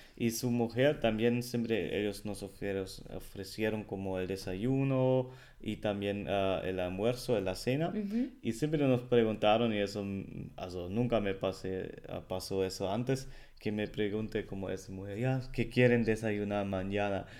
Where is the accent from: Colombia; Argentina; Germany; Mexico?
Germany; Spanish is a second language; el alemán